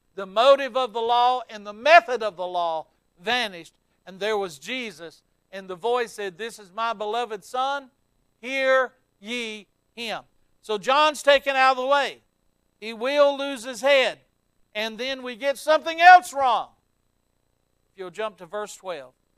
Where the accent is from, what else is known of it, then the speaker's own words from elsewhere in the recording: the South, United States; I'm from the South down here